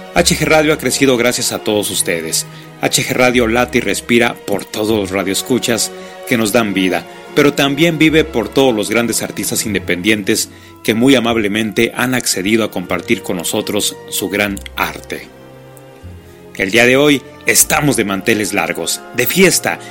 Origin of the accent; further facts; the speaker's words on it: Chile; cantautor chileno